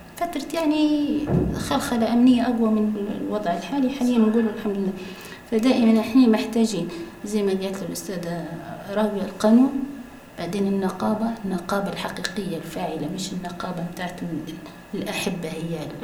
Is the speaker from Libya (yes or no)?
yes; Libya; accent: Libyan; بلهجتنا الليبية